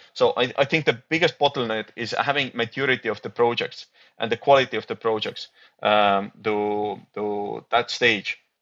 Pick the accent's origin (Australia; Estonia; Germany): Estonia